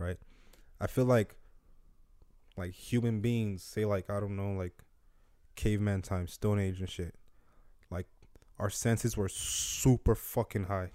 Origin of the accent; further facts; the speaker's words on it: Nigeria; growing growing up in Nigeria